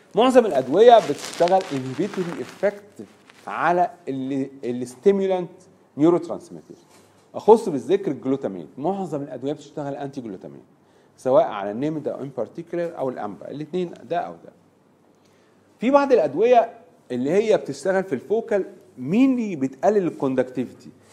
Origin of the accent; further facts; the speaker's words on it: Egypt; عندنا في مصر